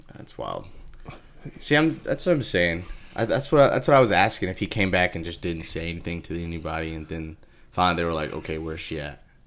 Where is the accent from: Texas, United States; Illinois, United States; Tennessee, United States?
Texas, United States; I'm from Texas